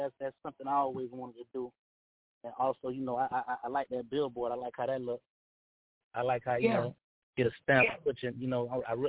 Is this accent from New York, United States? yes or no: no; Broward County, Florida, United States; I'm from Broward. I was raised in Broward, but was born in Bay.